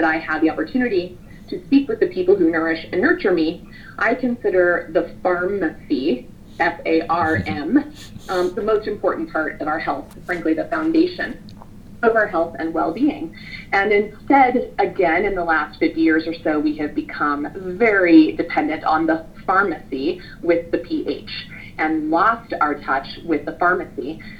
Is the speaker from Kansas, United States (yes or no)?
yes; Kansas, United States; I grew up in Kansas. I grew up with a family of farmers and ranchers.